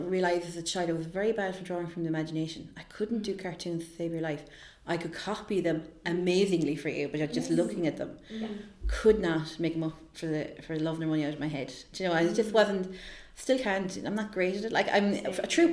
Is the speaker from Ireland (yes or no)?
yes; Limerick, Munster, Ireland; I'm from Limerick